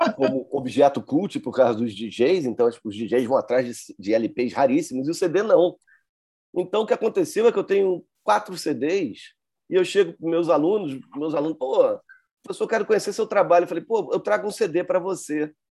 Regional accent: Brazil; eu sou, eu sou brasileiro, sou de fora

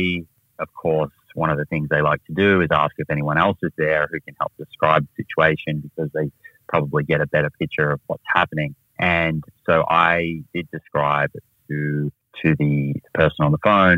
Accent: Melbourne, Victoria, Australia; also born or lived in United States; I grew up in Australia, or most of my time was in Australia. I spent a little bit of time in the United States as a really small junior, but then finished my high school back in Melbourne

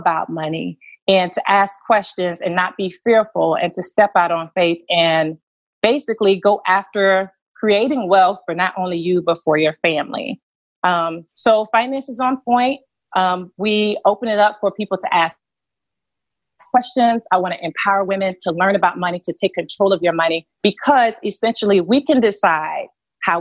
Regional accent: Columbia, South Carolina, United States; I grew up in Columbia, South Carolina, in a single parent household

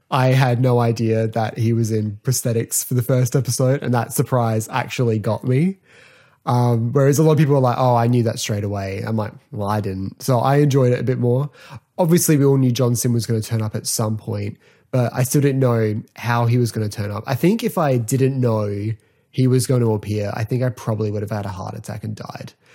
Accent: Australia; I'm from Australia

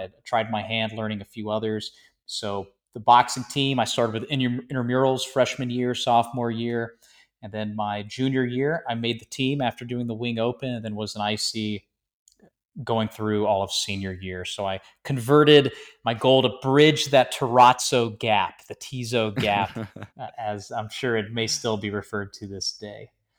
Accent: Georgia, United States; also born or lived in Florida / Tennessee / Maryland / South Carolina; So I grew up in Florida, Tennessee, Maryland, South Carolina, and Georgia, which I consider my home state from the majority of my childhood was spent there.

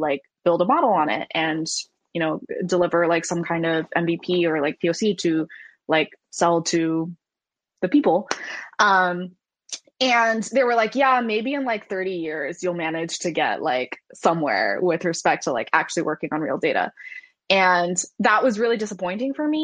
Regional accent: Silicon Valley, California, United States; I grew up in Silicon Valley

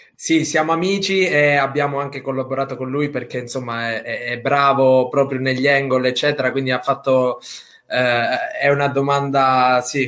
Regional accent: Sicily, Italy; io da buon siciliano

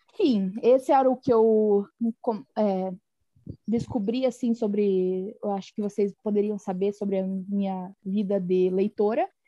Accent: interior of Paraná, Brazil; accent: rolled/pulled R (caipira R); eu sou do interior do Paraná

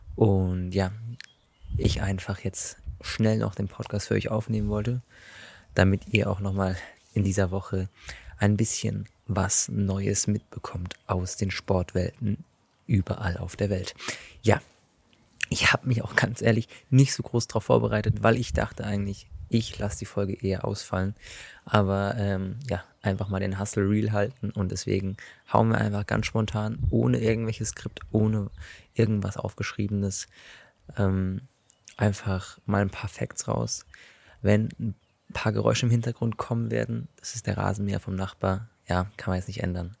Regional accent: Germany; als Deutscher

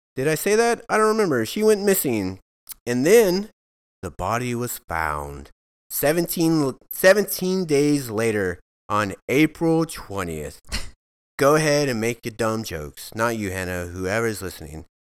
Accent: Alvin, Texas, United States; I grew up in Alvin, Texas

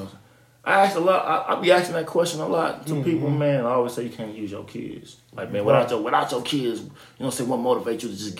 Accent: Jamaica; Like, I came from Jamaica, man. Like, Jamaica was so damn dope, dog.

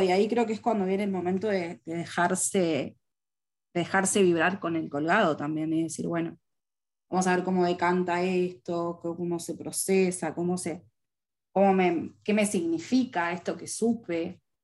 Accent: Uruguay; yo soy uruguaya y vivo en Montevideo

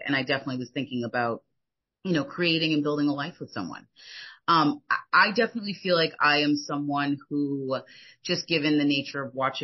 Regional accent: United States; moved away as an adult; also born or lived in France; I grew up in the United States

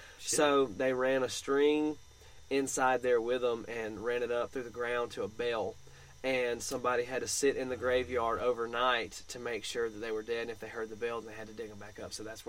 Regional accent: Colorado, United States; We're from Colorado. That's weird.

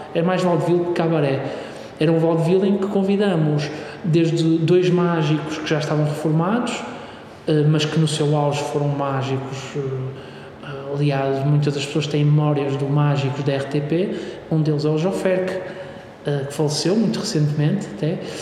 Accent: Braga, Norte, Portugal; now in Porto, Portugal; eu sou de Braga

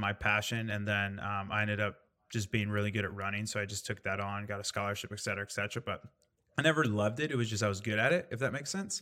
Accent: Indiana, United States; I grew up in Indiana

